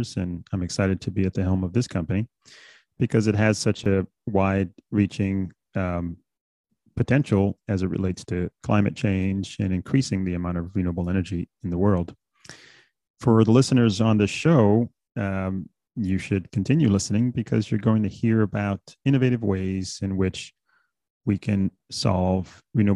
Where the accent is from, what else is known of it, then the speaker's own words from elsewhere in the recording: New York City, New York, United States; also born or lived in Bahamas; I'm originally from the Bahamas, actually. I came to the States when I was about 6 years old. I grew up in New York City